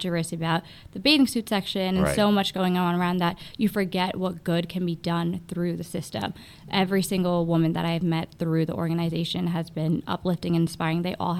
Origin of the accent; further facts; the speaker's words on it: Ajmer, Rajasthan, India; born there; I was born in Ajmer.